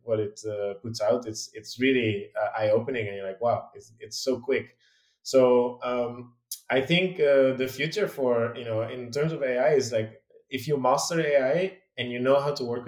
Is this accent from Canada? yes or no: no; Netherlands; moved away as an adult; also born or lived in London; I'm from the Netherlands originally, and I used to live there until I was